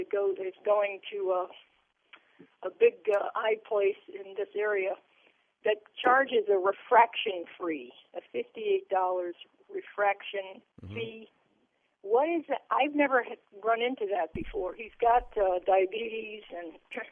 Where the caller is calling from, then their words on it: Myakka City, Florida, United States; Mayaca City.